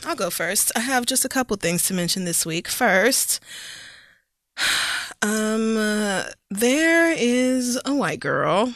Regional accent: the Bible Belt, United States; born or raised there

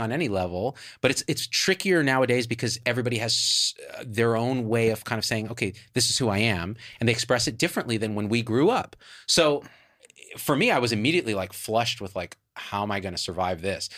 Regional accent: Clovis, California, United States; moved away as an adult; also born or lived in Berkeley, California; as far left as you could get for Clovis, California

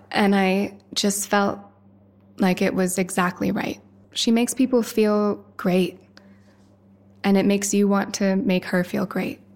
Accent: Woody Creek, Colorado, United States; I grew up in Woody Creek, right near Hunter.

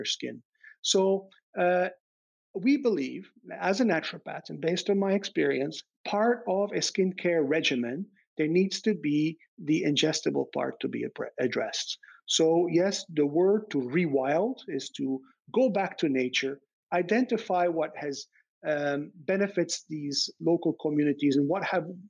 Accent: Belgium; moved away; I grew up in Belgium

